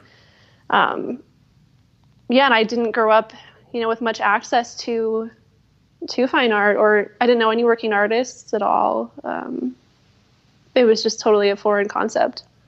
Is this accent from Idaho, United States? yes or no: yes; Wood River Valley, Idaho, United States; also born or lived in Durango, Colorado / Alaska; now in Montana, United States; I did some time in Alaska then, and then grew up mostly in Idaho. So kind of, you know, the Wood River Valley area